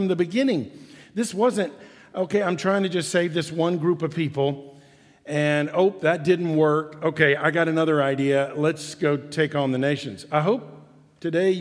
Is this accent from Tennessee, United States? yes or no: yes; Memphis, Tennessee, United States; I was born right here in Memphis.